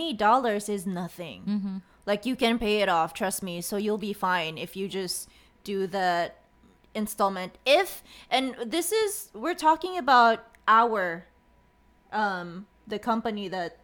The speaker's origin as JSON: {"language": "English", "town": "Bacolod", "region": "Negros Occidental", "country": "Philippines", "said": "Okay, I'm from La Salle, Bacolod."}